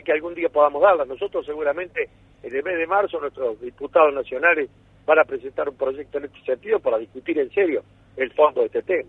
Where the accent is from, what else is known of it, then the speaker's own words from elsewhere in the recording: Villa Nueva, Córdoba, Argentina; Villa María, Villanueva, mi ciudad natal